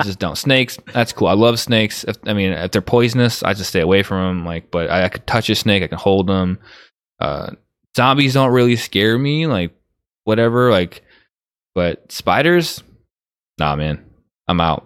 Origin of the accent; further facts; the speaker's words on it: Chicago, Illinois, United States; I grew up in Chicago